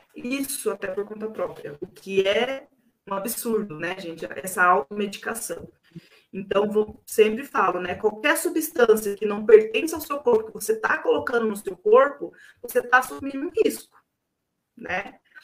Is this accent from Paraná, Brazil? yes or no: yes; Siqueira Campos, Paraná, Brazil; eu sou de Siqueira, eu me sinto siqueirense, né? Sou siqueirense roxa